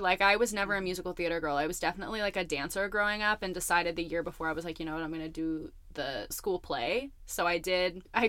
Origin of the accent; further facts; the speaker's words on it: Portland, Oregon, United States; now in Los Angeles, United States; I'm from Portland, Oregon, so I'm a Pacific Northwest native